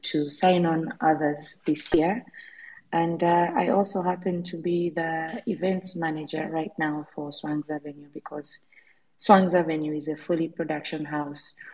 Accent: Kampala, Central Region, Uganda; I'm from uh, Kampala, Uganda

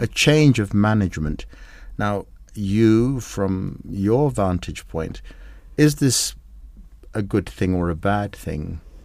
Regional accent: Kenya; When I drive around as a Kenyan

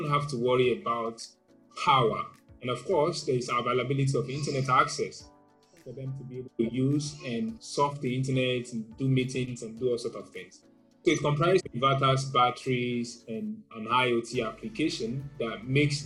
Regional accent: Nigeria; While growing up in Nigeria, I had a very bad experience in school

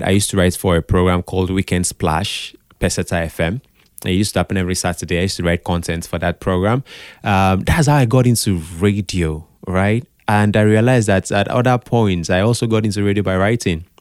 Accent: Calabar, Cross River, Nigeria; I grew up in Calabar.

